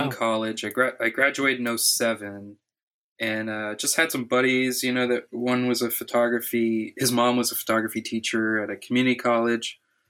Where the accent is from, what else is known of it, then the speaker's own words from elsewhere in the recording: Miami, Florida, United States; I'm from Miami, born and raised, but like the outskirts. Like grew up a mile from my grandma, who has 10 acres of avocados.